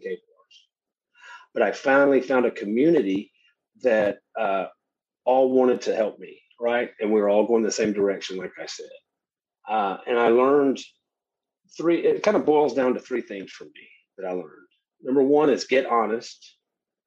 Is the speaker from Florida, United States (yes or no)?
no; Shreveport, Louisiana, United States; Growing up in Shreveport, Louisiana